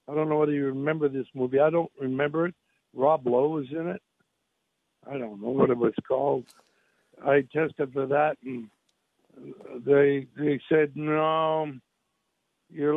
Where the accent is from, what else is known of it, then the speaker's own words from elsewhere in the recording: Canada; now in United States; I was born in Canada, so I'm a Canadian. I live in the United States and became an American citizen.